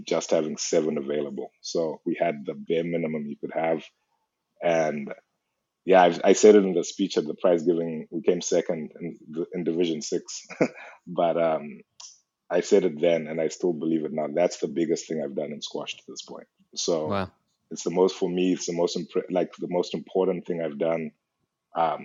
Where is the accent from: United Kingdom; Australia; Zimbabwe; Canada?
Zimbabwe; moved away as an adult; I'm from Zimbabwe